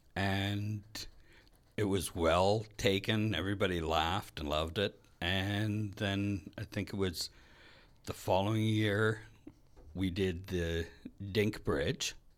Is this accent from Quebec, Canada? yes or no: no; Red Lake, Ontario, Canada; now in Winnipeg, Canada; I'm from Red Lake, Ontario. It's a small mining in Lumber Town.